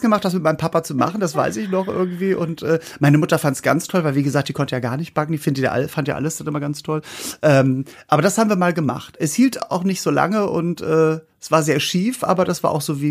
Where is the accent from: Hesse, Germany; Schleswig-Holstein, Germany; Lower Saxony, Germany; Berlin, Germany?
Schleswig-Holstein, Germany; Norderstedt; wir kommen ja aus Norderstedt bei Hamburg